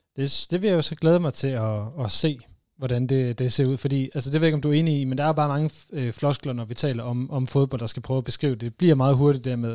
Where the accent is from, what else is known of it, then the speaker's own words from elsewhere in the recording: North Jutland, North Denmark Region, Denmark; og så er jeg jo så heroppe fra